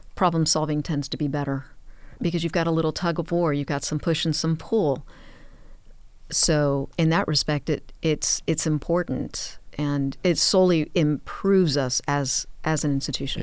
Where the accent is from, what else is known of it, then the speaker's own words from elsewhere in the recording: Miami, Florida, United States; I was born and raised in Miami